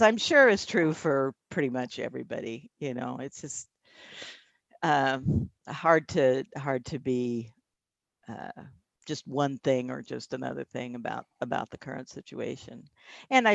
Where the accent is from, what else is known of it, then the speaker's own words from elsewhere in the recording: Indiana, United States; moved away as an adult; also born or lived in Boston / California; now in Portland, United States; I grew up in Indiana. I grew up in the Midwest